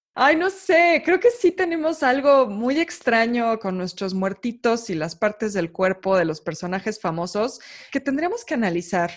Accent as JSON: {"language": "Spanish", "region": "Mexico City", "country": "Mexico", "tie": "born or raised there", "said": "todos los que crecimos en la Ciudad de México"}